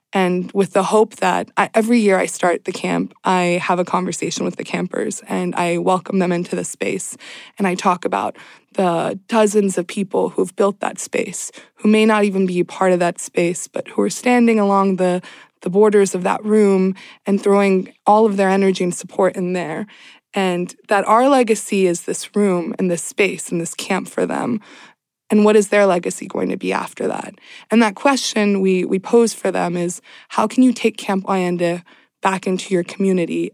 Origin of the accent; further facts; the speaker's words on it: Southern California, United States; also born or lived in Iran / the South; I grew up in Southern California